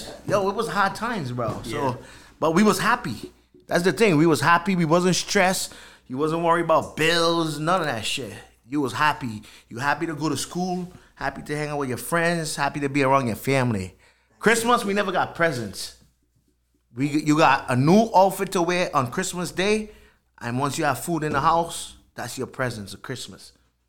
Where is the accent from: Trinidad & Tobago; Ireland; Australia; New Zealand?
Trinidad & Tobago; moved away as an adult; now in Rhode Island, United States; I was born in Trinidad. I went to high school, finished high school there.